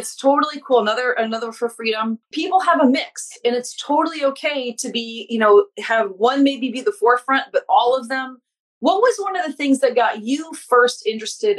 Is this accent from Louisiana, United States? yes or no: yes; Louisiana, United States; now in Massachusetts, United States; we're both from Louisiana. She still lives there. I live in Massachusetts now, but I'm like Louisiana through and through